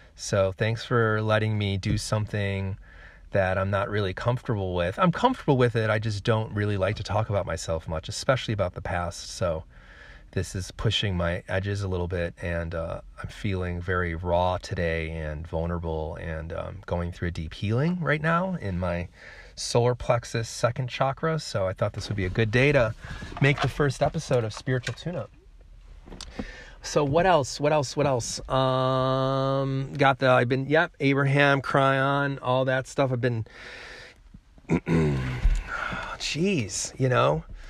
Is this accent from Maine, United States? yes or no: no; Chicago, Illinois, United States; also born or lived in San Francisco, California / New Zealand; I come from Chicago, Illinois. That is where I was born and raised